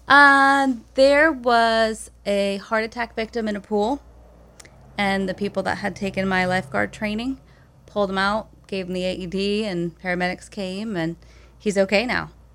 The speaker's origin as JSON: {"language": "English", "town": "Belgrade", "region": "Maine", "country": "United States", "tie": "born or raised there", "moved": "as an adult", "said": "I grew up on Belgrade Stream, which connects over to Lower Long Pond."}